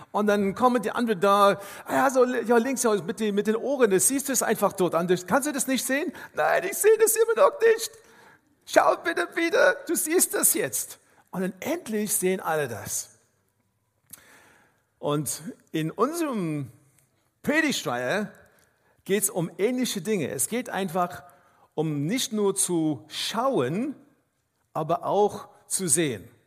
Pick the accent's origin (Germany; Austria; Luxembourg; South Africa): South Africa; Ich komme aus Afrika ursprünglich, aus Südafrika und wenn man äh, durch einen Wildpark fährt, dann ist es ganz wichtig, dass man schaut, welche Tiere man sieht.